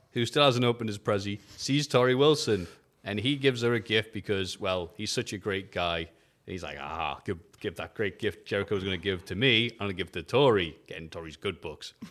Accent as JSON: {"language": "English", "region": "England", "country": "United Kingdom", "said": "We're English"}